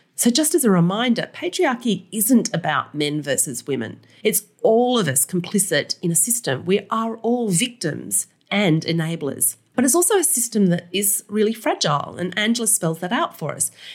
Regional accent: Australia; as an Australian

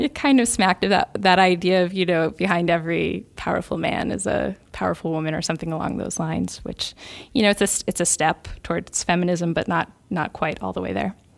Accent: United States; as an American

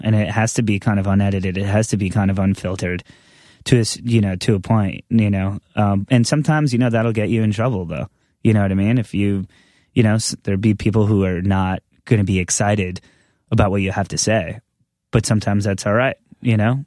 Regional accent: Long Island, New York, United States; growing up on Long Island

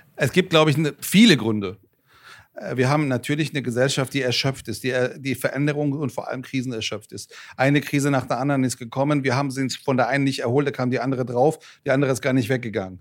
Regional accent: Frankfurt, Hesse, Germany; born or raised there; also born or lived in Iran

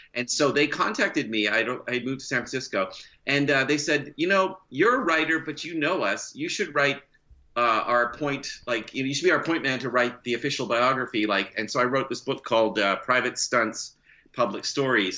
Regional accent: Canada; also born or lived in California, United States; now in Oakland, United States; I am a Canadian uh, dual citizen. I am. I'll never not be Canadian.

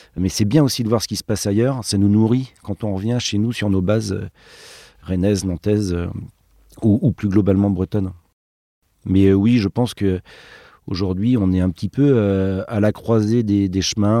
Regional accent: Brittany, France; nous on vient de Bretagne

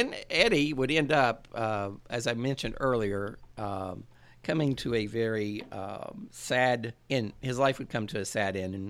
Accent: Portsmouth, Ohio, United States; Portsmouth, Ohio. It's my hometown.

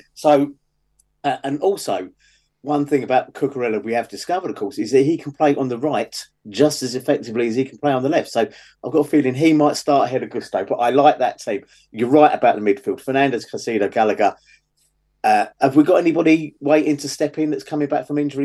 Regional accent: London, United Kingdom; I come from the West London Hayes area

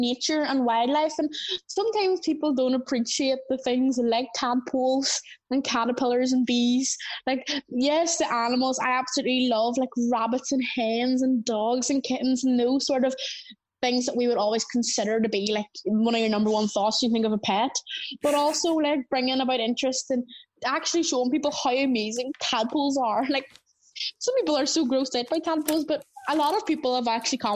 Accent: Northern Ireland, United Kingdom; accent: Northern Irish; we have quite a strong accent here in Northern Ireland

